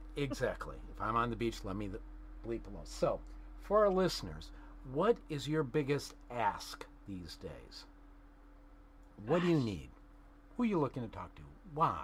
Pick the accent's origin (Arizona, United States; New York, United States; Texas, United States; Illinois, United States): Illinois, United States; Chicago; moved away as an adult; also born or lived in Bloomingdale, Illinois; now in California, United States; I am a South Chicago native.